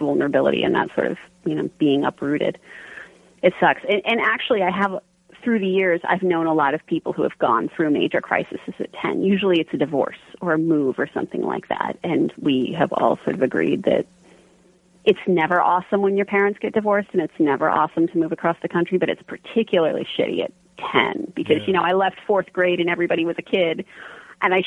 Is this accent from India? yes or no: no; a tiny town outside of Pittsburgh, Pennsylvania, United States; also born or lived in California / Arizona; when I was 10, we relocated to a tiny town outside of Pittsburgh, which is where all of my books are set